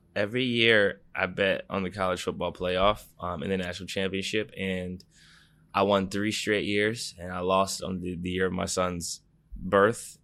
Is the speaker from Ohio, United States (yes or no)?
yes; Ohio, United States; I'm from Ohio